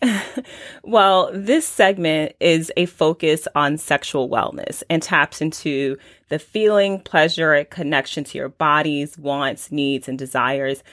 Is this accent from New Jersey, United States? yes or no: yes; Newark, New Jersey, United States; as a young girl growing up in Newark, New Jersey